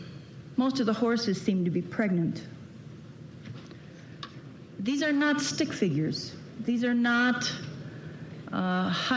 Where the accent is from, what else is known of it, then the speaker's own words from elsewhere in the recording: Chicago, Illinois, United States; I was born in Chicago